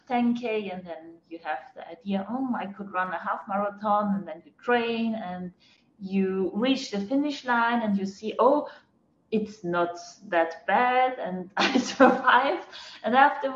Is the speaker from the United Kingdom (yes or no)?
no; Fels am Wagram, Lower Austria, Austria; English is a second language; moved away as an adult; also born or lived in Vienna; now in Tel Aviv, Israel; I was born in Austria, in a little village close to Vienna